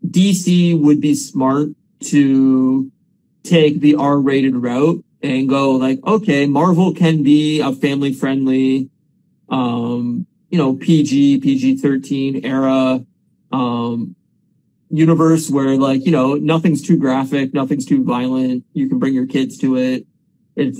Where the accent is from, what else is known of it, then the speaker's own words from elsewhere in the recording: Windsor, Ontario, Canada; moved away; we're from Windsor originally